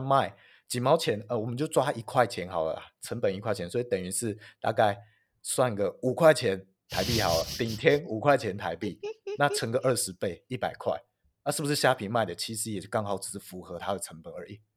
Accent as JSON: {"language": "Chinese", "region": "northern Taiwan", "country": "Taiwan", "said": "我北部人"}